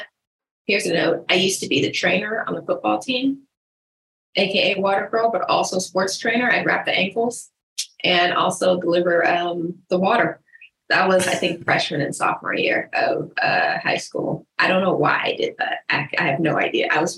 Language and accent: English; Stockton, California, United States; also born or lived in Tucson; now in Honolulu, United States; I am born in Tucson, Arizona, mostly raised in Stockton, California. Dipped as soon as I could for a slight tour of San Diego with a finish